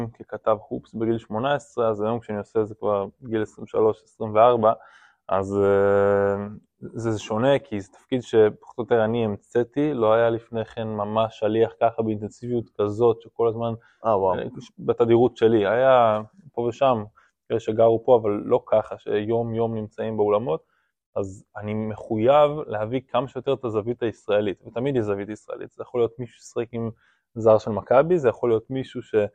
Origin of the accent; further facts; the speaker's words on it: Rome, Lazio, Italy; born there; also born or lived in Ireland; אני אוהד רומא ומאוד מתחבר לכדורגל האיטלקי, נולדתי ברומא, אז התחלתי מהכיוון הזה בכלל. אה, ובגלל שגרתי באירלנד, שזה צמוד לאנגליה